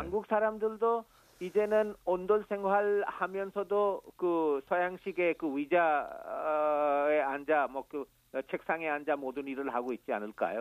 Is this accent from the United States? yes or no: no; Santiniketan, West Bengal, India; Korean is a second language; moved away as an adult; also born or lived in Delhi, India; now in Busan, South Korea; 타골 시인의 산티니케탄 학교 있는 곳이 내 고향입니다.